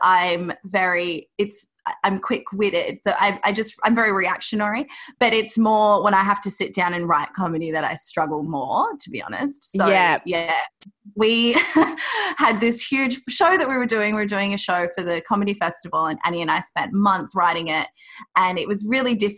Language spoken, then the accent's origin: English; Australia; I grew up in Australia and my dad lived in Croatia